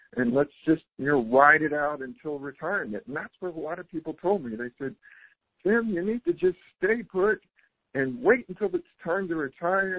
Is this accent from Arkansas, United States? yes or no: no; South Carolina, United States; also born or lived in California; now in Costa Rica; I'm originally from South Carolina